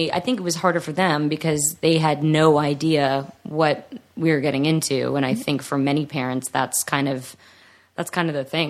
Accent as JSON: {"language": "English", "town": "Atlanta", "region": "Georgia", "country": "United States", "tie": "born or raised there", "said": "I'm from Atlanta, so – like even when I was growing up here and working and stuff as a kid, I always went back to the East Coast."}